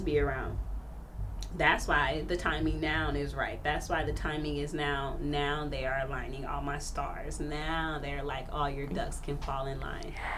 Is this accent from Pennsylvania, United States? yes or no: no; Wichita, Kansas, United States; now in Phoenix, United States; I grew up in Wichita, Kansas, which was um, in like a little project area.